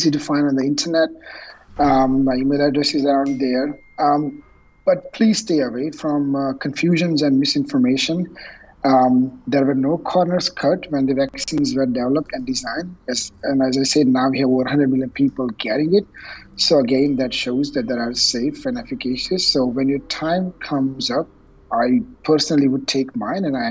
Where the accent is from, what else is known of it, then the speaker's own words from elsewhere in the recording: India; moved away; I was born and raised in India, and my parents live there